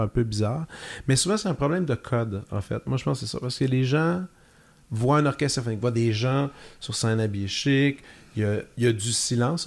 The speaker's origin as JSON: {"language": "French", "town": "Joliette", "region": "Quebec", "country": "Canada", "said": "Je viens de Joliette, j'avais fait mon cégep là"}